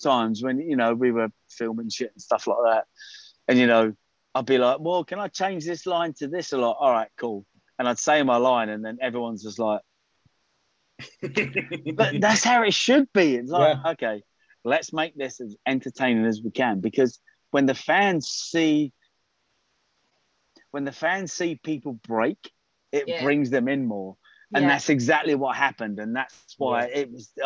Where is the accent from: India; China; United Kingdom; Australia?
United Kingdom; I'm a Brit